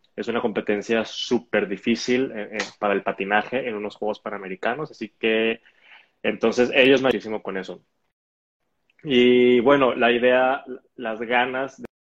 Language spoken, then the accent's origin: Spanish; Hermosillo, Sonora, Mexico; also born or lived in Guadalajara; Crecí en Hermosillo, que es donde estoy ahorita